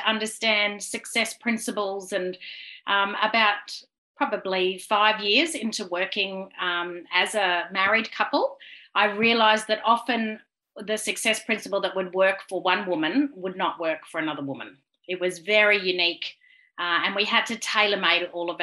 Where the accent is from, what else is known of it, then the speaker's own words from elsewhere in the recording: Brisbane, Queensland, Australia; now in Gold Coast, Australia; I am from Brisbane, born and bred, but live on the Gold Coast.